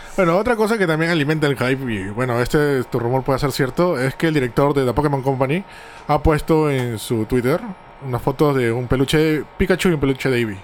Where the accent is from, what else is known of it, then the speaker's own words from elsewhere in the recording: Peru; yo soy de Perú